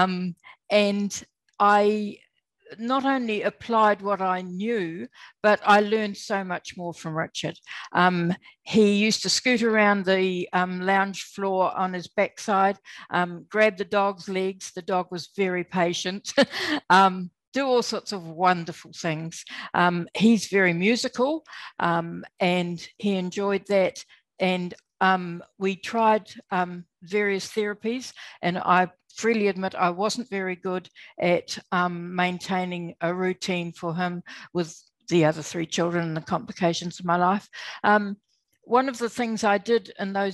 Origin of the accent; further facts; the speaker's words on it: New Zealand; now in Australia; I was born in New Zealand. I'm still a Kiwi.